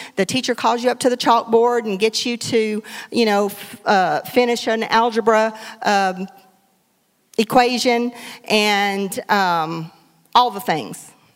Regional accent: Hartburg, Texas, United States; now in Beaumont, United States; I grew up in Hartburg

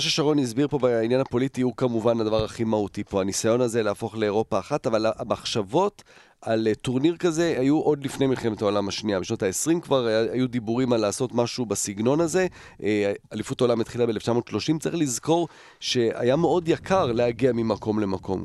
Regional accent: Netherlands; now in Israel; גרנו בהולנד, גדלתי בהולנד

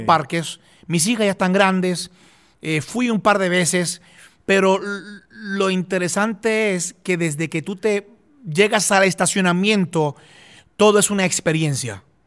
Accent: Puerto Rico; yo soy de Puerto Rico, no soy de, no soy de, Israel

